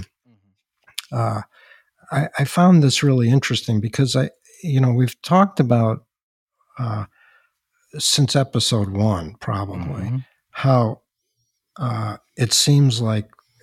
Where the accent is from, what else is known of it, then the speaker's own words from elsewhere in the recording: Chicago, Illinois, United States; my hometown, Chicago